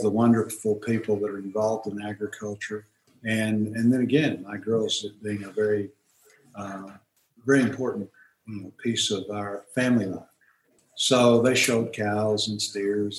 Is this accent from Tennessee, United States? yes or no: no; Fort Smith, Arkansas, United States; I grew up in Fort Smith, and Fort Smith is not, you know, it was a smaller town then than it is now